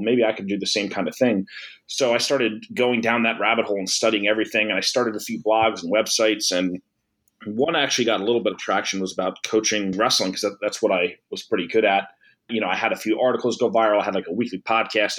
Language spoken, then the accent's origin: English; Old Bridge, New Jersey, United States; I ended up working back in my hometown in Old Bridge for two years